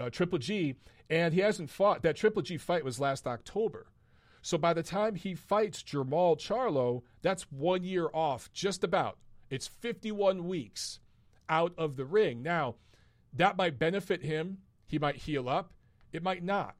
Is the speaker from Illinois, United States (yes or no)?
no; Detroit, Michigan, United States; from Detroit, my hometown